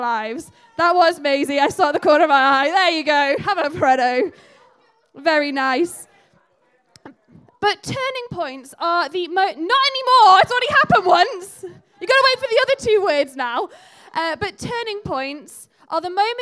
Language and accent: English; the Northeast, North East England, United Kingdom; now in Halesowen, United Kingdom; you've moved to Hales Owen from somewhere else, like I have. I grew up in the Northeast.